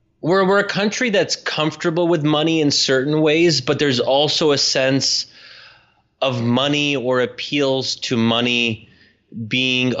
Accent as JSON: {"language": "English", "country": "United States", "tie": "born or raised there", "said": "my own upbringing as an American"}